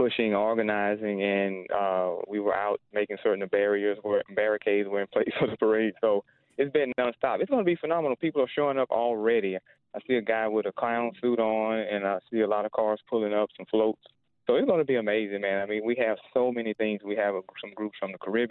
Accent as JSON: {"language": "English", "town": "Houston", "region": "Texas", "country": "United States", "tie": "born or raised there", "moved": "yes", "lives_now": "Atlanta, United States", "said": "I grew up in Houston, Texas"}